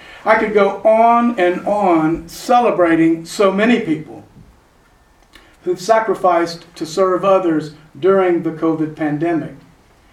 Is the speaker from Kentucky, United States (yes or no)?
no; San Antonio, Texas, United States; born or raised there